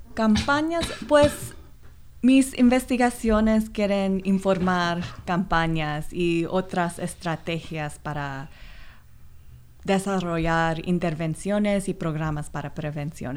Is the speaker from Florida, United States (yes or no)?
no; Los Angeles, California, United States; Spanish is a second language; yo soy de Los Ángeles donde hay muchos inmigrantes, entonces yo crecí con, con muchas comunidades minoritarias